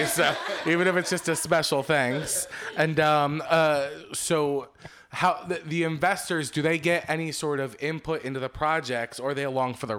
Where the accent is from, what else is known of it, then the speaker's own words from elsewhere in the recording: Philadelphia, Pennsylvania, United States; I grew up in Philadelphia, about 20 minutes from Jersey, specifically Red Bank, which is where the quick stop is.